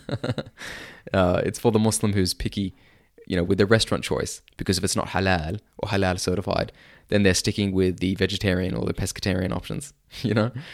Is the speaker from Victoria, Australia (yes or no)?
no; Sydney, New South Wales, Australia; I grew up in Sydney, Australia